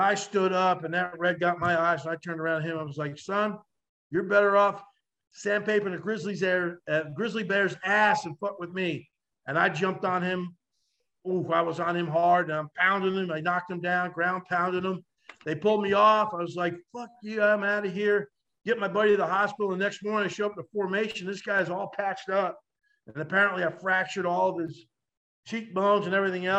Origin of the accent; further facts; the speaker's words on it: New Jersey, United States; growing up in North Jersey